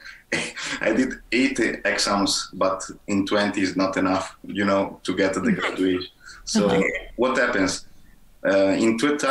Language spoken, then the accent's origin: English; Italy; in my hometown